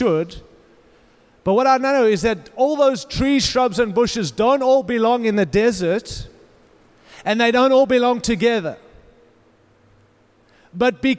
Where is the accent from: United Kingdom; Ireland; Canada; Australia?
Australia; accent: Australian; moved away as an adult; also born or lived in Africa / California; now in Denver, United States; I was born in Africa, raised in Australia, lived in California